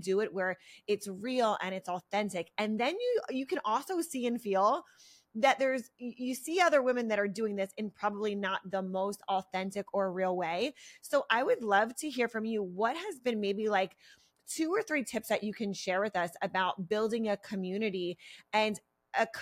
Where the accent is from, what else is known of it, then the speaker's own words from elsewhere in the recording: Pennsylvania, United States; now in California, United States; I'm from Pennsylvania